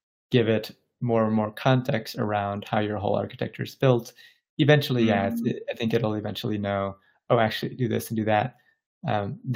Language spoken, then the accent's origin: English; Bangladesh; I was born in Bangladesh